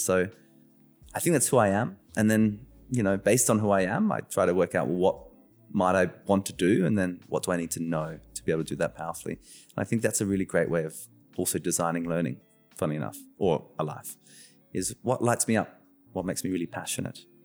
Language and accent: English; Australia; I was born in Australia, the first in my family.